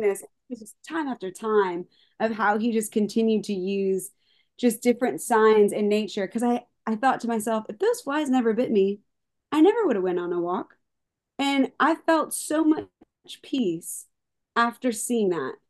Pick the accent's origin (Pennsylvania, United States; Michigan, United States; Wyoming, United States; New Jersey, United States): Pennsylvania, United States; Palmyra; moved away as an adult; now in Nashville, United States; I'm originally from Paul Myra, right next to Hershey, but no one knows Paul Myra, but everyone knows Hershey